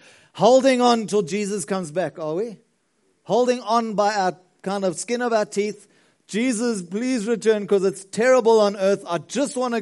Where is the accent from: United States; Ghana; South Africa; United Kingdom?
South Africa; Margate, KwaZulu-Natal; now in Pretoria, South Africa; We come from Margate. I remember even on the school bus, we used to catch the bus home, took forever